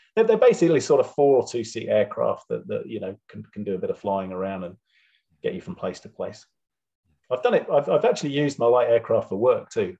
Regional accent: Wiltshire, South West England, United Kingdom; moved away as an adult; now in New Zealand; I'm originally from, I was born in Wiltshire

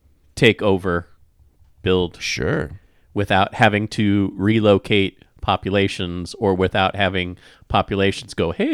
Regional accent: Wichita, Kansas, United States; Yeah, growing up in Wichita, we were a primary target because there were nuclear missiles all over Kansas.

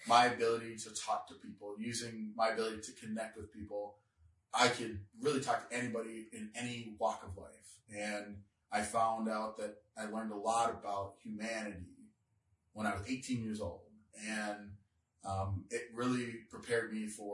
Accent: Devils Lake, North Dakota, United States; moved away as an adult; also born or lived in Minnesota; We grew up in Devil's Lake, North Dakota

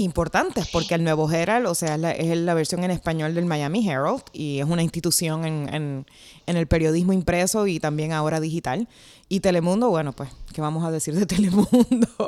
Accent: Puerto Rico; moved away; la mía también, Puerto Rico

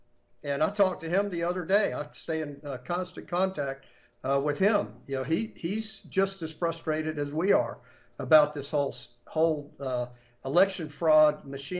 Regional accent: Florida, United States; moved away; I'm from Florida originally

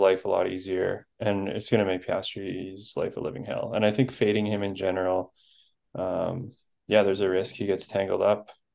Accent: Canada; I'm Canadian

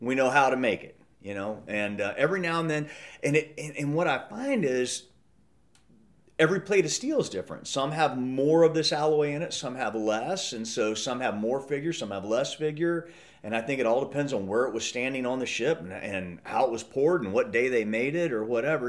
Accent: Midwest, United States; I grew up in the Midwest and hunting and fishing

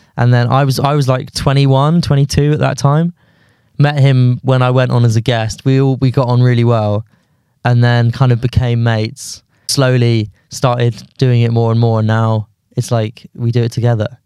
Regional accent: London, United Kingdom; also born or lived in Guildford; I grew up in London until I was maybe, like, thirteen, fourteen, then moved to Guildford until I was eighteen, then came back to London.

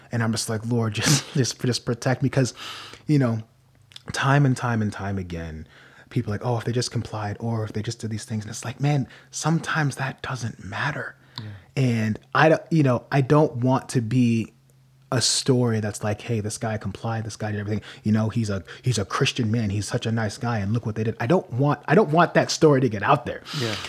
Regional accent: United States

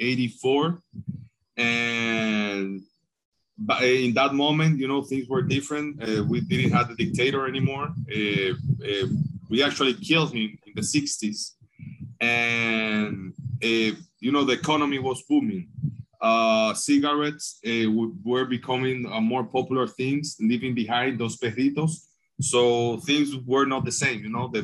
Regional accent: Tamboril, Santiago, Dominican Republic; in Tamboril, my hometown.

